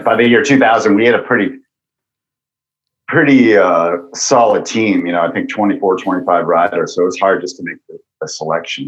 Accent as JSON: {"language": "English", "region": "Massachusetts", "country": "United States", "tie": "born or raised there", "said": "I grew up in Massachusetts, but I would go up to New, drive up to New Hampshire on the weekends"}